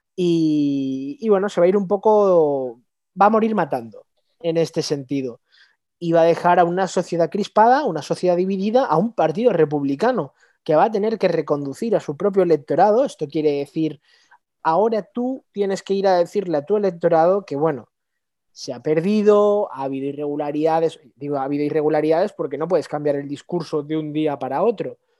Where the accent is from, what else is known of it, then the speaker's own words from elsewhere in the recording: Spain; desde el punto de vista como español